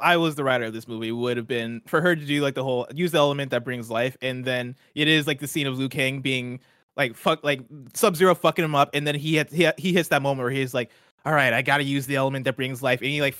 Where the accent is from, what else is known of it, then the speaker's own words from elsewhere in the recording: Illinois, United States; I'm from Illinois.